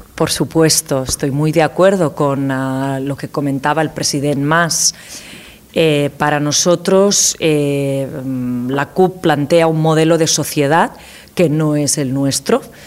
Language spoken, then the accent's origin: Spanish; Catalonia, Spain; nosotros, eh, como catalanes, catalanas